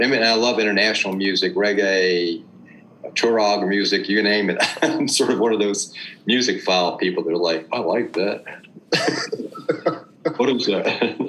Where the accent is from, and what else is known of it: Memphis, Tennessee, United States